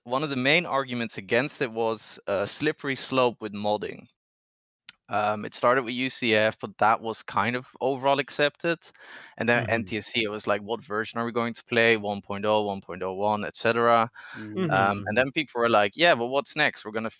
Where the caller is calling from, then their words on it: Netherlands; The Netherlands. It's very late here.